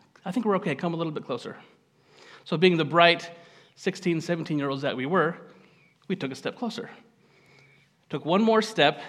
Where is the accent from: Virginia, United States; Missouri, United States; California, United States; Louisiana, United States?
California, United States; Gridley; also born or lived in Rocklin, California; I am local. I grew up in Gridley, just down the road here.